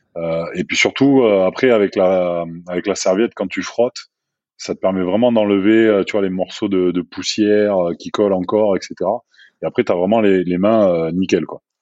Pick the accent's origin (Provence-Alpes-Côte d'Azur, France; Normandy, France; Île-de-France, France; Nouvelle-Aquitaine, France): Nouvelle-Aquitaine, France; Bordeaux; moved away as an adult; also born or lived in Toulouse / Montpellier / Barcelona / Ciudad Real; now in Aix-en-Provence, France; je suis originaire de Bordeaux.